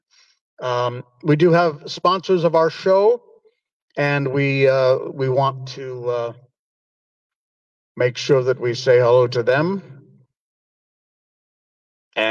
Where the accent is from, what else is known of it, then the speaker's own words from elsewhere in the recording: Cornwall, Connecticut, United States; moved away as an adult; now in Malaysia; I grew up in West Cornwall, and our house was, behind our house was a mountain.